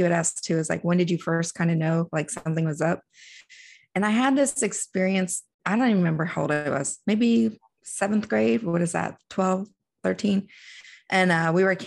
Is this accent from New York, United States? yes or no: no; DC area, Northern Virginia, United States; I grew up in Northern Virginia in DC area